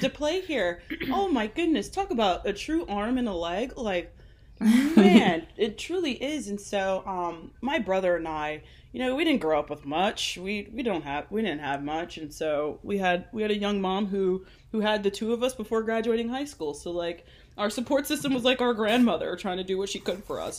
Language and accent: English; Glendale, Arizona, United States; we grew up in Glendale, Arizona